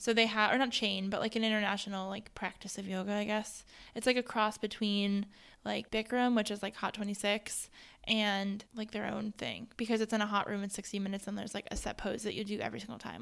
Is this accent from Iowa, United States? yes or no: no; Hudson Valley, New York, United States; now in Ohio, United States; growing up in, like, the Hudson Valley